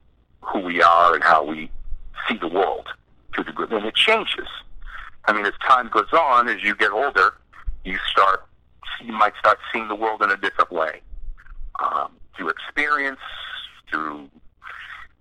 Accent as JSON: {"language": "English", "region": "East Coast of the United States", "country": "United States", "tie": "born or raised there", "said": "we're also a bunch of guys from the East Coast, you know, growing up in the United States at a certain time."}